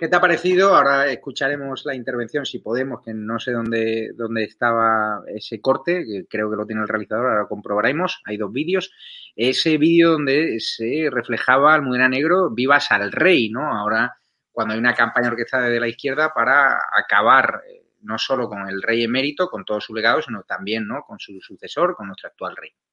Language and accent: Spanish; Spain; yo como español